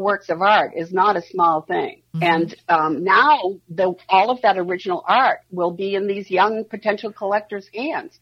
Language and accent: English; Maine, United States; now in Minneapolis, United States; I'm from Maine